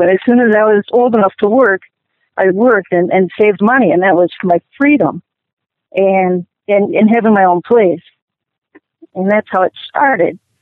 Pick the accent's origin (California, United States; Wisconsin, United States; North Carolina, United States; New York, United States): Wisconsin, United States; Milwaukee; I was born in Milwaukee